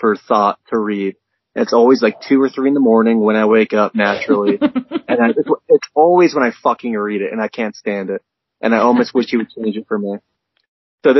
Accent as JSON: {"language": "English", "region": "Pennsylvania", "country": "United States", "tie": "born or raised there", "said": "growing up in Pennsylvania, bordering Jersey"}